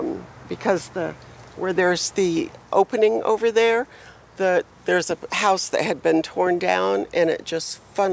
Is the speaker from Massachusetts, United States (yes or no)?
no; Miami, Florida, United States; now in Fort Myers, United States; I was born and raised. I'm from Miami originally, so I've been in hurricanes all my life.